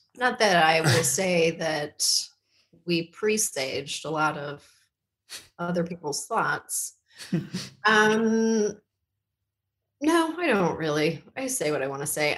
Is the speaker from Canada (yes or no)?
yes; Canada; moved away; we're from Canada